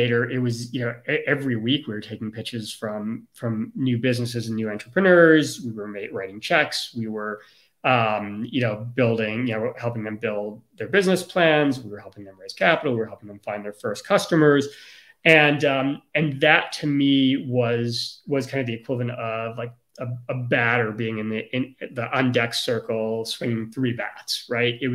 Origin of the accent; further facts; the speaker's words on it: Chicago, Illinois, United States; I grew up in Chicago and during the Michael Jordan era